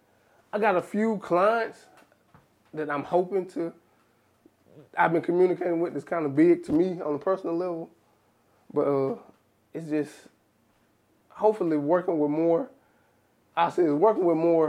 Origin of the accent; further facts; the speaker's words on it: South Arkansas, United States; I'm from South Arkansas